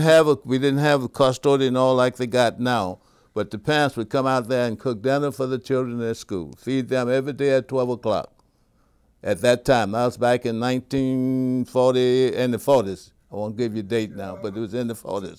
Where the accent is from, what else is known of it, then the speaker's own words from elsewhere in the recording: Zachary, Louisiana, United States; also born or lived in Baton Rouge, Louisiana / Scotlandville, Louisiana; I grew up in, uh, East Baton Rouge Parish as well, but you can call it Zachary, Louisiana.